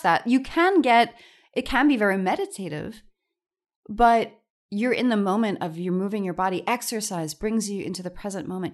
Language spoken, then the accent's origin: English; New York, United States; I'm a New Yorker